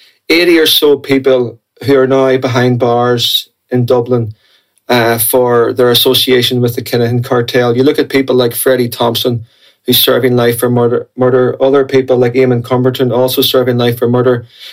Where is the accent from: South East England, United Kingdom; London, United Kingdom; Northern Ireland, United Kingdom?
Northern Ireland, United Kingdom; the North; growing up in the North during the Troubles